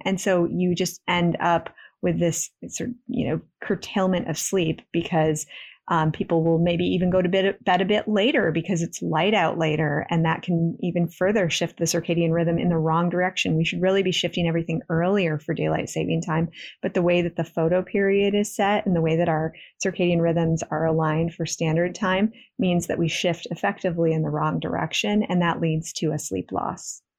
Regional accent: West Michigan, United States; I grew up in West Michigan, which is actually part of the eastern time zone.

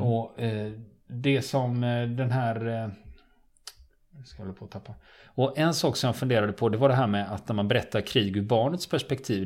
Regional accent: Sweden

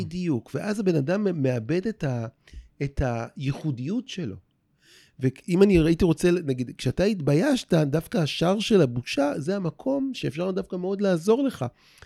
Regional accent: Rehovot, Central District, Israel; moved away as an adult; now in Tel Aviv, Israel; ברחובות, עיר, העיר שבה נולדתי, mm-hmm. וגם פה בתל אביב, זו העיר שבה אני חי אה, ב-30 שנה האחרונות

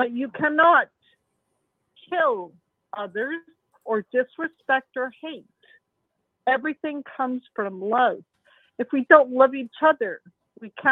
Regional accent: Belfast, Northern Ireland, United Kingdom; now in Canada; I come from Belfast, Northern Ireland. I grew up with bombs

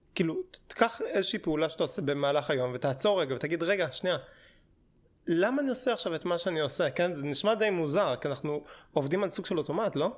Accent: Hashmonaim, Israel; moved away as an adult; also born or lived in Jerusalem; now in Tel Aviv, Israel; התחלתי ביישוב, זה יישוב אה, דתי, נקרא חשמונאים

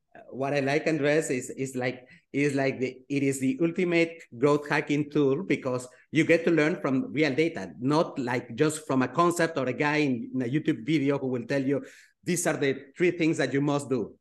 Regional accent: Switzerland; I grew up in Switzerland

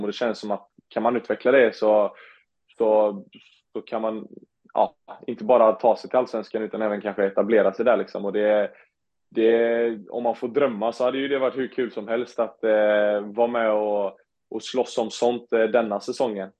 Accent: Onsala, Halland County, Sweden; jag kom från Onsala

